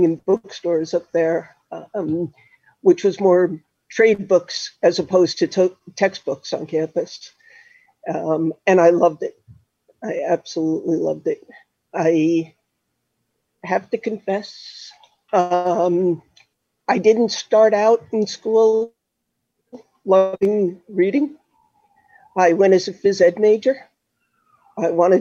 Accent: Melville, New York, United States; moved away as an adult; also born or lived in Connecticut / Massachusetts; I grew up on Long Island, actually, in Melville, southern part of Huntington. And I was there until I went to college

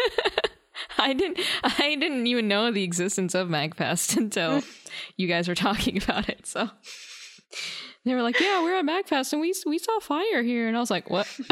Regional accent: North Carolina, United States; we're both from North Carolina

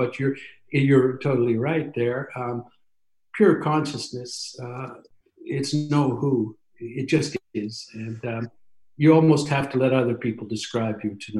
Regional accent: England, United Kingdom; also born or lived in Canada; I actually came back to England instead of Canada because I'm also English.

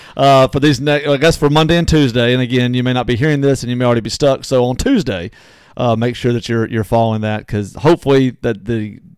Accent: Natchez, Mississippi, United States; now in DeSoto County, United States; my hometown of Natchez, Mississippi.

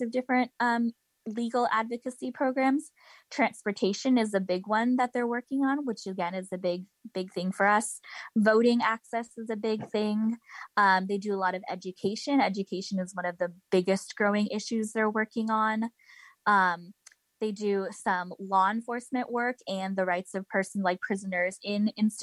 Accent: California, United States; moved away; I'm originally from California.

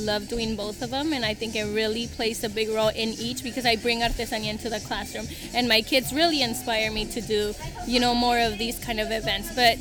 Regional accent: Salinas Valley, California, United States; moved away as an adult; also born or lived in Guanajuato, Mexico; now in Turlock, United States; was raised in the Salinas Valley

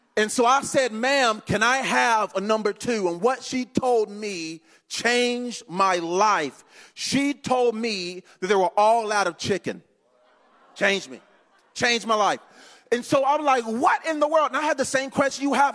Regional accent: Eden, North Carolina, United States; now in DeLand, United States; grew up in a little bitty town called Eden, North Carolina

